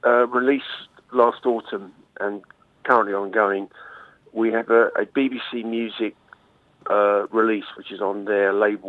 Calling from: Kent Coast, South East England, United Kingdom; I'm calling from the Kent Coast.

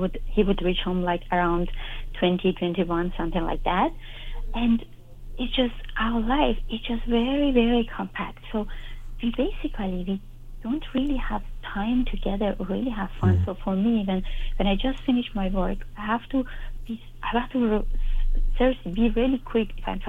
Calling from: Germany; I'm calling you from Germany.

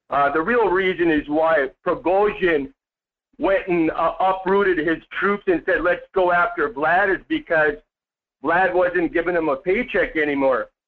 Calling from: Las Vegas, Nevada, United States; … from Las Vegas.

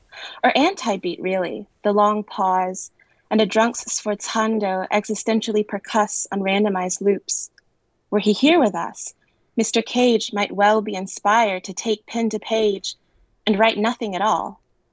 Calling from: Beijing, China; I'm calling from Beijing.

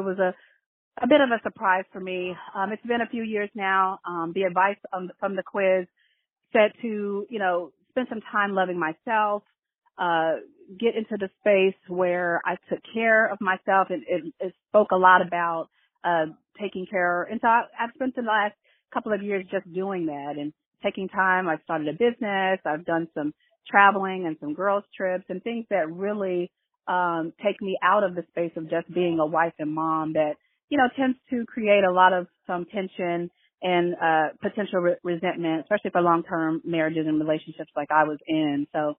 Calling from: New York City, New York, United States; I'm calling from Brooklyn, New York.

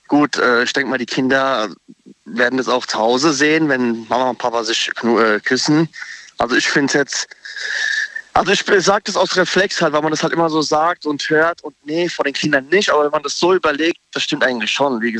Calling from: Darmstadt, Hesse, Germany; Äh, ich komme aus Darmstadt

